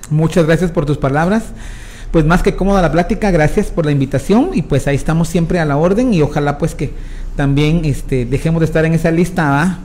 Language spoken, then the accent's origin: Spanish; Guatemala; entre nosotros como guatemaltecos